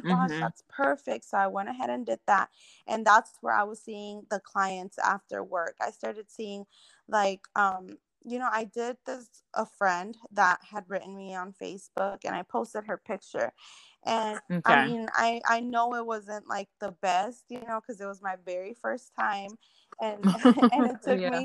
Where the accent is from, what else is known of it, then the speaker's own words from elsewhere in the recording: Irving, Texas, United States; now in Bedford, United States; I was raised in Irving, Texas